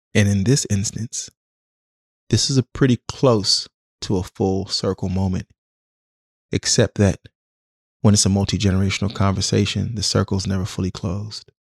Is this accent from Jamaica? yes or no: yes; Jamaica; also born or lived in Washington, D.C., United States; now in Oakland, United States; I'm Jamaican